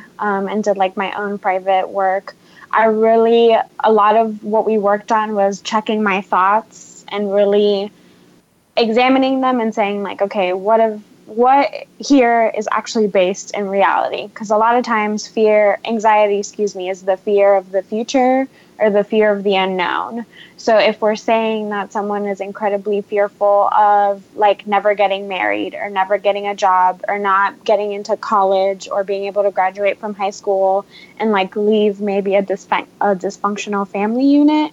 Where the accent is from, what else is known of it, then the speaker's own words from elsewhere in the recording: Miami, Florida, United States; moved away; my hometown, Miami, Florida